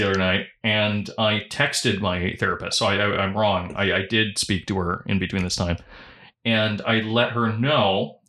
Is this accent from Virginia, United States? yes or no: no; California, United States; I grew up in Southern California.